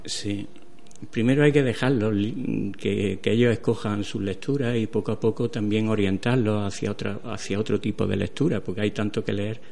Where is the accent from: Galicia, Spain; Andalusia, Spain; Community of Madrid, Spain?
Andalusia, Spain; Atarfe; ahora estoy en mi pueblo, en Atarfe